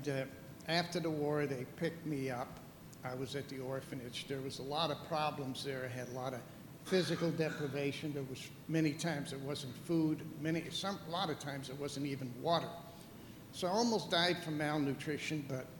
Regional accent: Amsterdam, North Holland, Netherlands; I was born in Amsterdam, Holland.

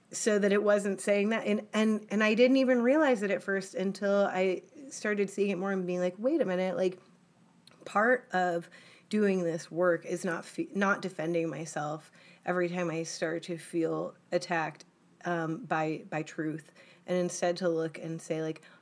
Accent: United States; both from like the military and just growing up in the United States, because it's just as much a part of this nation as red, white, and blue.

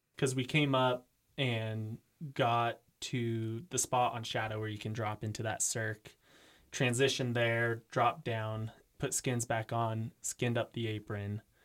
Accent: Eugene, Oregon, United States; moved away as an adult; also born or lived in Utah; now in Jackson, United States; I am from Eugene, Oregon

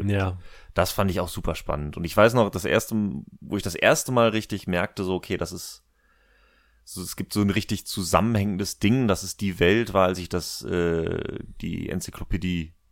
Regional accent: Recklinghausen, North Rhine-Westphalia, Germany; wir hatten in meiner, in meiner Heimatstadt Recklinghausen gab's den ersten Roll, das Abenteuerland.

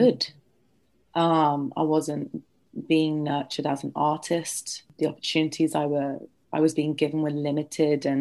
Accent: London, United Kingdom; I'm born and raised in London

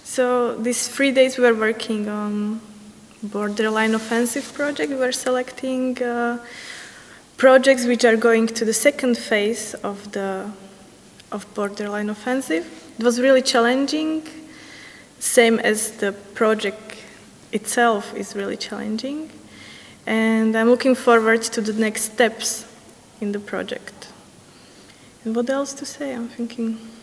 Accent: Slovakia; I'm from Slovakia

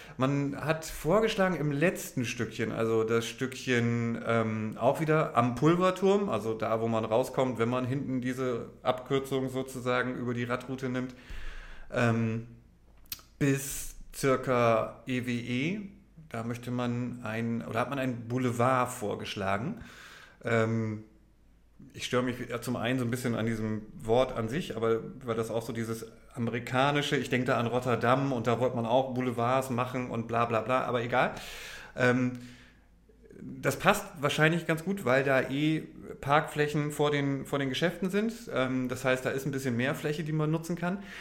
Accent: Oldenburg, Lower Saxony, Germany; als Oldenburger

